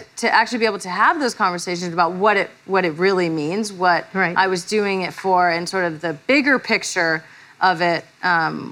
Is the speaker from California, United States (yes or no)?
yes; Redding, California, United States; I'm from Trump country, Redding, California